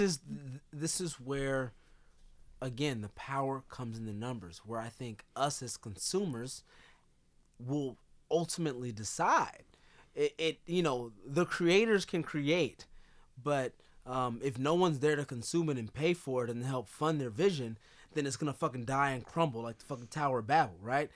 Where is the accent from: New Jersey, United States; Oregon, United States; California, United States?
California, United States; moved away; also born or lived in Chicago; we're both from California.